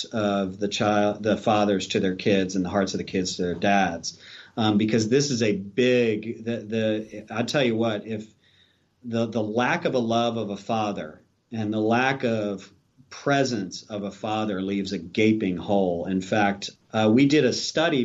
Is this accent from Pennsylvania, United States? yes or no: yes; Philadelphia, Pennsylvania, United States; moved away as an adult; also born or lived in Maryland / Tampa, Florida; I'm from Philadelphia